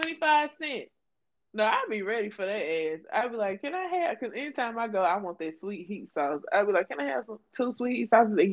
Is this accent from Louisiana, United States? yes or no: yes; Louisiana, United States; I'm from Louisiana, so I would go to New Orleans at least two to three times a year.